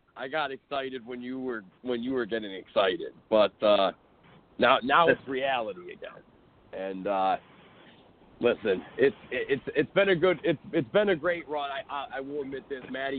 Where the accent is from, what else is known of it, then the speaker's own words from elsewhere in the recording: Cleveland, Ohio, United States; I'm from Cleveland.